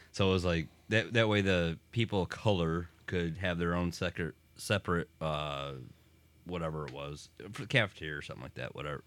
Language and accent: English; Deerfield, Michigan, United States; we grew up in Deerfield